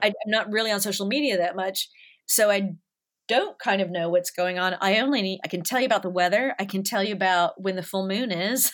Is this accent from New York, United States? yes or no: no; Nashville, Tennessee, United States; moved away as an adult; also born or lived in Los Angeles; now in London, United Kingdom; I grew up in the South